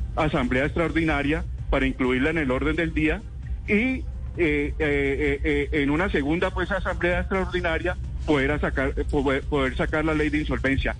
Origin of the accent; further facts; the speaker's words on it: Cali, Valle del Cauca, Colombia; yo como caleño